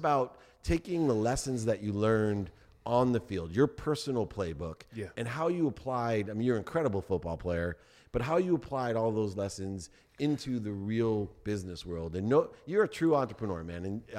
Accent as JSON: {"language": "English", "town": "San Diego", "region": "California", "country": "United States", "tie": "born or raised there", "said": "I grew up in San Diego."}